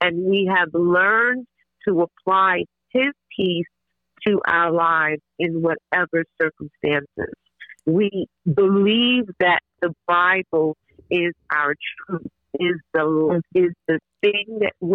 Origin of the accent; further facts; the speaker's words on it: Grenada; I'm originally from Grenada